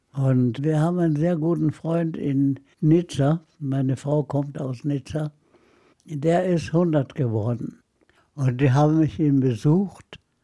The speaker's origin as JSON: {"language": "German", "town": "Haifa", "region": "Haifa District", "country": "Israel", "tie": "born or raised there", "also_born_or_lived": "Nablus, Palestine", "moved": "yes", "lives_now": "Munich, Germany", "said": "wir wohnten in der sogenannten deutschen Kolonie in Haifa"}